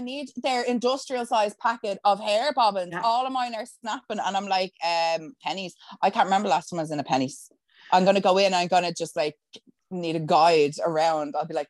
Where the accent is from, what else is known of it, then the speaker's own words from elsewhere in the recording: Dublin, Leinster, Ireland; even I can hear a fucking Wicklow accent coming through my voice, and I'm like, no, I'm from Dublin, and that's it.